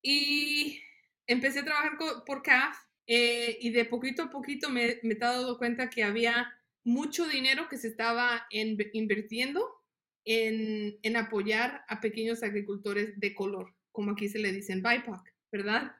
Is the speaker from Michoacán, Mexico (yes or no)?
no; Las Jícamas, Guanajuato, Mexico; now in United States; yo nací en México, en un ranchito que se llama Las Jicamas, en el estado de Guanajuato. Inmigré con mi familia en el 94